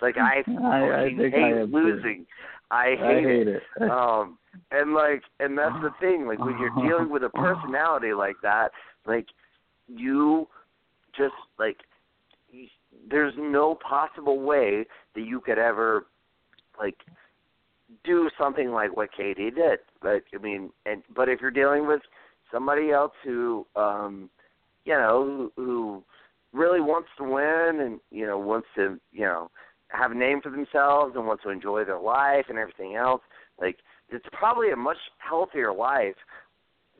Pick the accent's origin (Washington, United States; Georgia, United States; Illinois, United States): Georgia, United States; I'm from Georgia